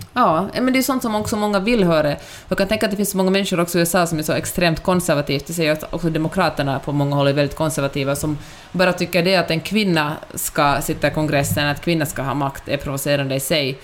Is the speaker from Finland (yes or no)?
yes; Finland; accent: Finland-Swedish; now in Sweden; min finlandssvenska